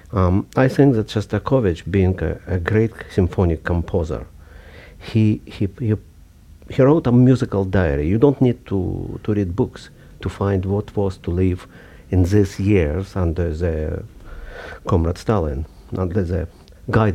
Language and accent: English; Kharkiv, Kharkiv Oblast, Ukraine; moved away; I was born in 1948 in Kharkov, which was then Ukraine, but still Soviet Union.